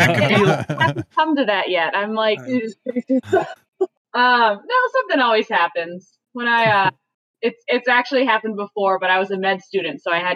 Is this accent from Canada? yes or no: yes; just outside of Toronto, Ontario, Canada; moved away; I was born in Canada, so I basically popped out with some skates.